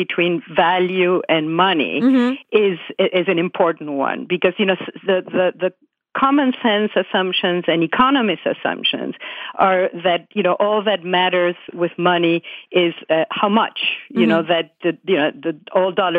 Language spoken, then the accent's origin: English; Buenos Aires, Argentina; moved away as an adult; now in United States; I grew up in Buenos Aires in Argentina, and my mother was French born, and then I came here when I was 21.